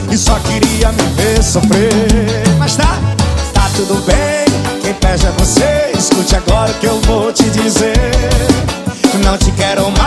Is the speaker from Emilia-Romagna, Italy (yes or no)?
yes; Parma, Emilia-Romagna, Italy; Sou de Parma, Itália